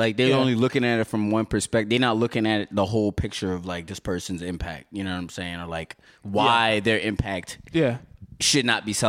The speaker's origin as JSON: {"language": "English", "town": "Philadelphia", "region": "Pennsylvania", "country": "United States", "tie": "born or raised there", "said": "I grew up in South Philly"}